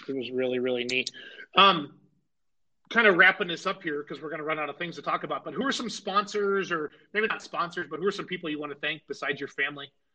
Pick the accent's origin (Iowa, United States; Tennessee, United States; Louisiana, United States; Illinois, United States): Iowa, United States; I grew up in Iowa